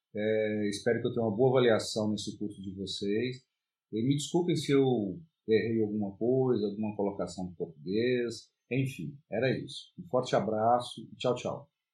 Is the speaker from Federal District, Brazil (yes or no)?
yes; Brasília, Federal District, Brazil; eu sou de Brasília, no Distrito Federal